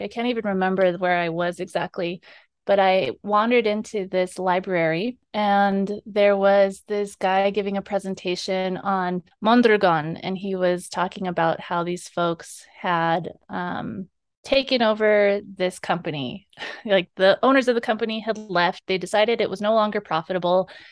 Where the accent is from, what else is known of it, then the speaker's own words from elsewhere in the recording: Bennett Freeze, Arizona, United States; I am from the Bennett Freeze, born and raised